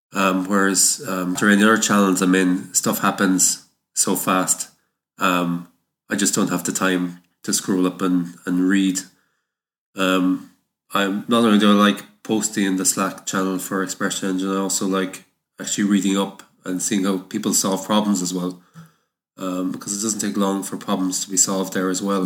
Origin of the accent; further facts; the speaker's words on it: Ireland; I come from Ireland